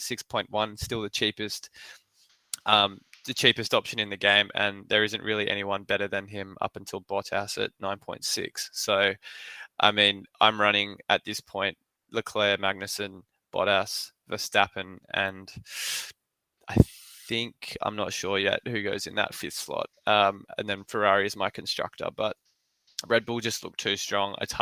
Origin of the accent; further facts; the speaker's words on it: Australia; as an Aussie